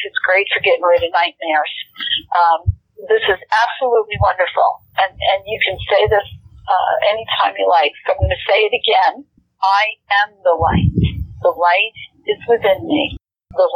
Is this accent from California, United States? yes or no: no; New York, United States; I'm a New Yorker from way back